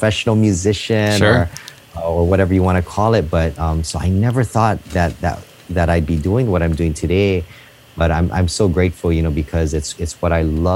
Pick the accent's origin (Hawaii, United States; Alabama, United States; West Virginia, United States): Hawaii, United States; Honolulu; I'm tuning in from Hawaii, Honolulu, Hawaii, out here where I was born and raised.